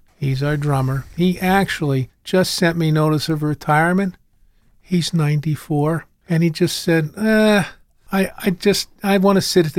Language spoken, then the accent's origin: English; Hanover Township, Pennsylvania, United States; I grew up in Hanover Township.